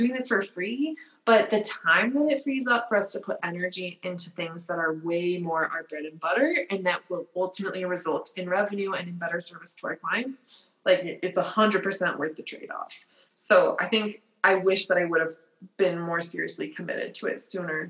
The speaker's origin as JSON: {"language": "English", "town": "Littleton", "region": "Colorado", "country": "United States", "tie": "born or raised there", "said": "I grew up in Littleton. I went to law school and grad school and undergrad at DU. Like, I've never moved"}